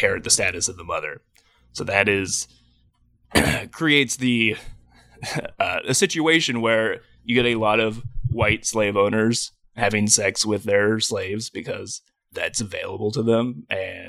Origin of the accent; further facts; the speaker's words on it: Virginia, United States; I'm from Virginia originally.